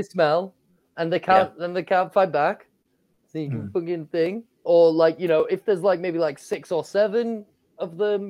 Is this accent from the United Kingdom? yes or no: yes; Yorkshire and the Humber, United Kingdom; I'm from Yorkshire.